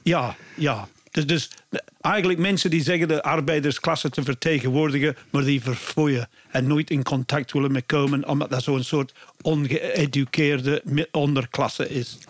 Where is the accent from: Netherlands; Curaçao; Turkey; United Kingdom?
United Kingdom; Bristol, South West England; Dutch is a second language; now in Belgium; ik kom van Bristol